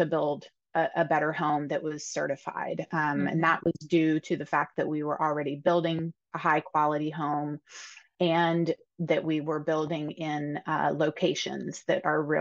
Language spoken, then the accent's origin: English; Pennsylvania, United States; moved away as an adult; I actually was born and raised in Pennsylvania, but I haven't lived here for quite a long time and moved back in 2020